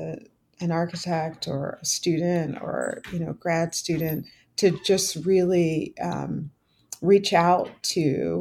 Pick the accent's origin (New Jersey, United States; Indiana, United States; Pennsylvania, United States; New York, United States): Pennsylvania, United States; Philadelphia; I was from Philadelphia